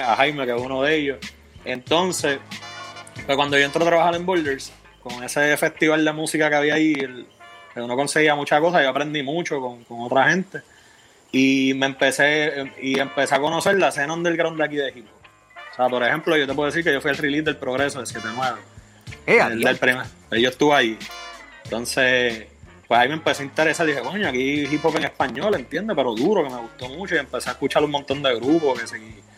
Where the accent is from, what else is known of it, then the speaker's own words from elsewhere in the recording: Bayamón, Puerto Rico; yo soy natural de Bayamón, de Guarabú de Bayamón